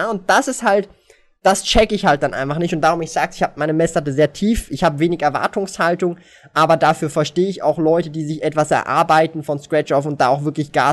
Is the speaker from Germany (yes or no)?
no; Switzerland; born there; mein Vater ist nicht hier geboren in der Schweiz. Ich bin die erste Generation, die hier geboren worden ist.